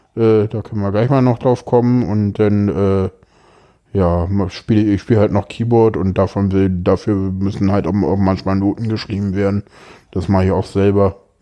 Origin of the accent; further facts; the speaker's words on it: Berlin, Germany; ich bin hier groß geworden, ich bin hier aufgewachsen, ich kenne hier alles, es ist meine Heimatstadt